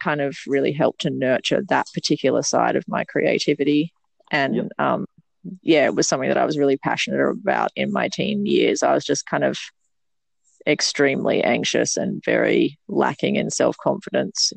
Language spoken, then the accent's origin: English; Mooloolah Valley, Queensland, Australia; I grew up in Mooloola Valley, which is Gubbi Gubbi country